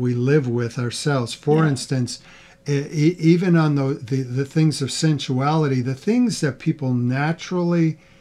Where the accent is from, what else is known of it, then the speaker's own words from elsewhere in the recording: the East, United States; now in Midwest, United States; We didn't grow up with those. We're both from the East. We grew up with our own things